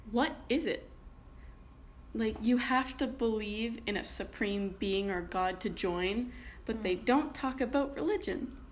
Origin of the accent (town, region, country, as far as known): Canada